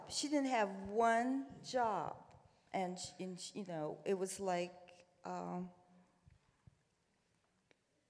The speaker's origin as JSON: {"language": "English", "town": "Columbus", "region": "Ohio", "country": "United States", "tie": "born or raised there", "moved": "yes", "lives_now": "New York, United States", "said": "growing up in Columbus, you were either black or white"}